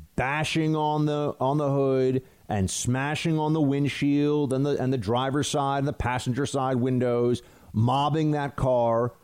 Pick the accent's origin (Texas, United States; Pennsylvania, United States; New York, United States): New York, United States; New York City; where I live in New York City